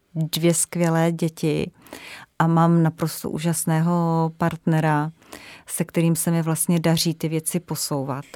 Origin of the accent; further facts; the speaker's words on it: Ore Mountains, Czechia; moved away as an adult; also born or lived in Frankfurt; já jsem ještě z Krušných hor a já jsem vyrůstala tak napůl trošku v lese